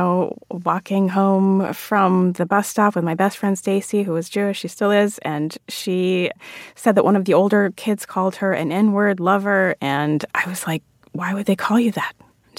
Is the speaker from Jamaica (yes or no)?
yes; Jamaica; now in United States; come to this country from a majority Black country like mm-hmm. Jamaica, and you think of yourself as Jamaican because culturally you are Jamaican.